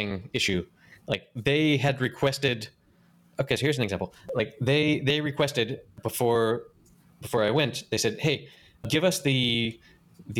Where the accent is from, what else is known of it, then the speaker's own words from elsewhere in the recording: North Carolina, United States; I grew up in North Carolina